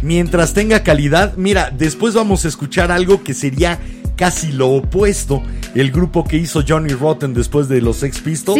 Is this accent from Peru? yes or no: no; Mexico; nos une a todos los mexicanos